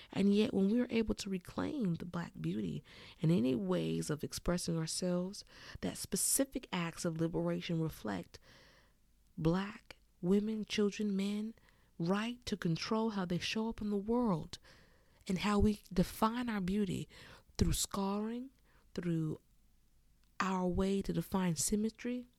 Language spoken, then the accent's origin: English; California, United States; I grew up in California, a certified tomboy